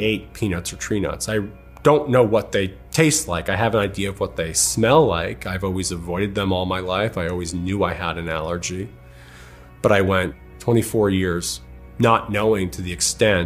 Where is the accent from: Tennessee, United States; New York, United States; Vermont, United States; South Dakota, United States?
New York, United States; Long Island; moved away as an adult; also born or lived in Connecticut; now in Los Angeles, United States; I'm from Long Island, New York. I grew up in a very wonderful, loving household.